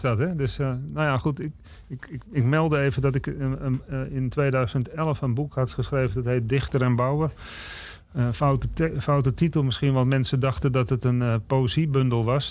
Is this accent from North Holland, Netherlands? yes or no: yes; Amsterdam, North Holland, Netherlands; ik ben opgegroeid in West. En West is in principe een nieuwbouwwijk